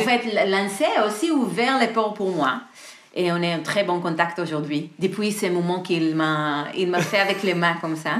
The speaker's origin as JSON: {"language": "French", "country": "Israel", "second_language": "French", "moved": "as an adult", "lives_now": "Paris, France", "said": "à l'origine, je suis d'Israël. Je suis arrivée à Paris il y a environ 12 ans"}